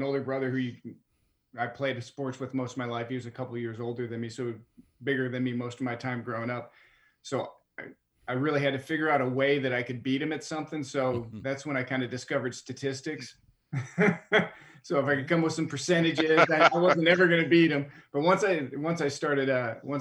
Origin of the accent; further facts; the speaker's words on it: Midwest, United States; since I was from the Midwest